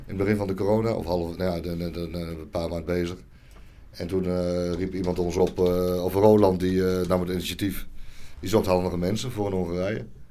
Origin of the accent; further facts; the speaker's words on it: Nunspeet, Gelderland, Netherlands; now in Heerde, Netherlands; ik kom uit Nunspeet.